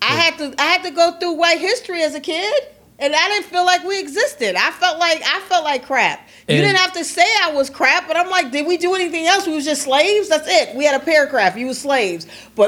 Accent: Milwaukee, Wisconsin, United States; Well, I grew up in Wisconsin, and Milwaukee, we the number one segregated city in the United States of America.

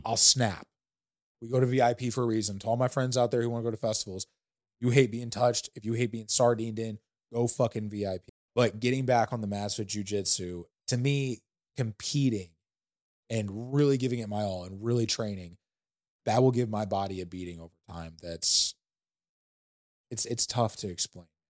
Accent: St. Louis, Missouri, United States; I come from Saint Louis

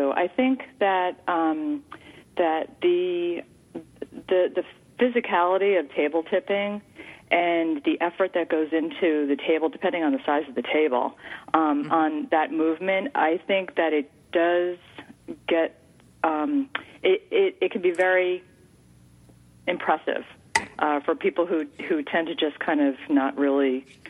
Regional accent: New York, United States; But I am from New York. My father was born in Brooklyn.

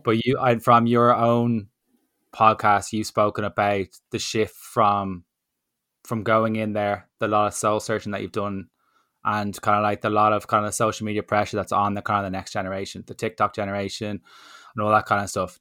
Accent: Ireland; as an Irish person

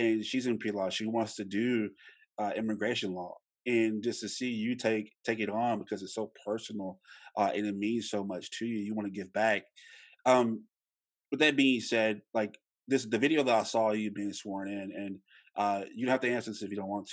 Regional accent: Louisiana, United States; I'm from Louisiana and we don't have many Latino culture in Louisiana

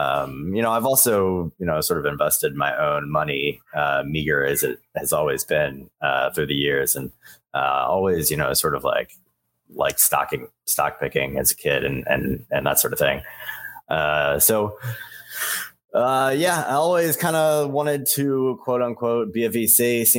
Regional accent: Texas, United States; also born or lived in Philadelphia, United States / Buenos Aires, Arkansas, United States; I come from Texas and Philadelphia by way of a little stint in Buenos Aires. And that's about where I come from.

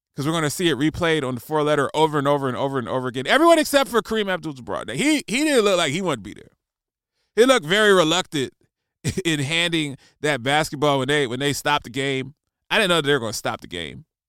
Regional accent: Columbus, Ohio, United States; I'm from Columbus, Ohio.

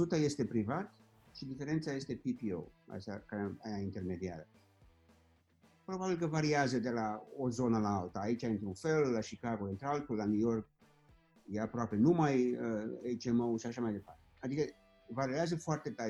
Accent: Orăștie, Hunedoara County, Romania; also born or lived in Germany; now in Florida, United States; la orăștie, de unde sunt eu

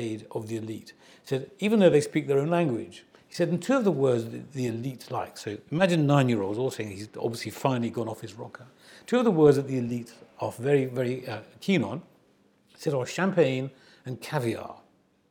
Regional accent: Nottingham, East Midlands, United Kingdom; I was growing up in Nottingham

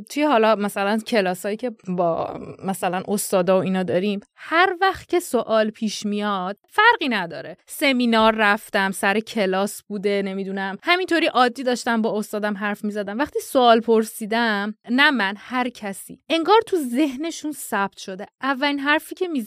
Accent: Iran; منم خب به هر حال دارم از ایران میام دیگه.

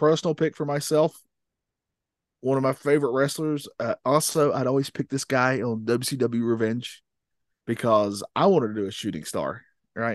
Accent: North Carolina, United States; I'm from North Carolina

